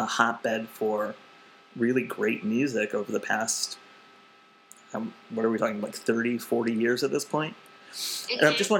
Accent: New Britain, Connecticut, United States; accent: Connecticut; moved away; me growing up in Connecticut

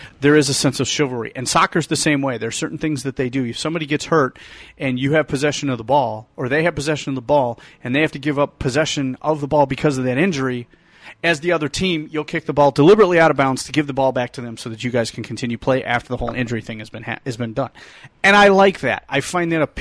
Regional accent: Detroit, Michigan, United States; I was raised in Detroit. We're all sports nuts.

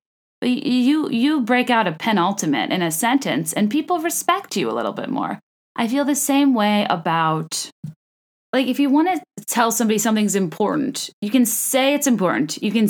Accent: the South, United States; accent: Australian; You think being from the South, I'd have a better Southern accent, but clearly my Australian accent far exceeds my Southern.

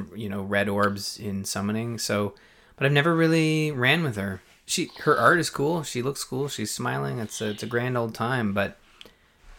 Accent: Canada; I'm from Canada.

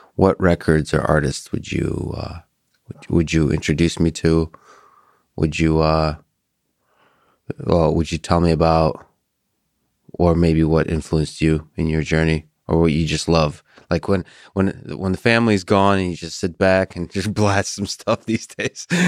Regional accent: Russia; moved away; I grew up in the Soviet Union and Russia.

